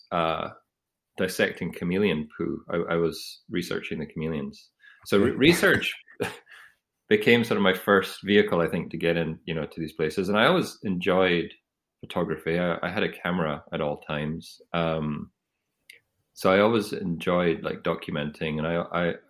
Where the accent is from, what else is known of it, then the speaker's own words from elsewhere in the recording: Edinburgh, Scotland, United Kingdom; also born or lived in Aberdeen; I grew up in Edinburgh, and I did my undergraduate in Aberdeen